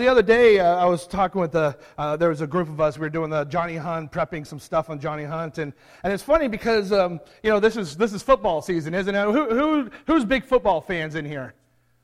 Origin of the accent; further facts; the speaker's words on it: San Diego, California, United States; I grew up in San Diego